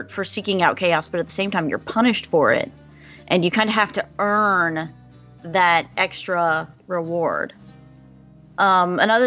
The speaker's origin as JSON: {"language": "English", "country": "Albania", "second_language": "English", "said": "I'm Albanian, not Greek."}